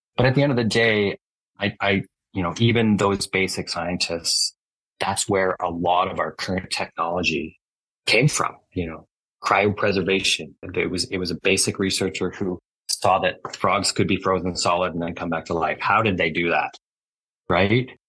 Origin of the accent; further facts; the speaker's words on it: Alberta, Canada; also born or lived in Halifax, Nova Scotia; I was raised in Alberta, but I was born in uh, Nova Scotia. So, okay. I was born in Halifax. Yeah, I came here, but I came here when I was four. So, I'm more or less Albertan.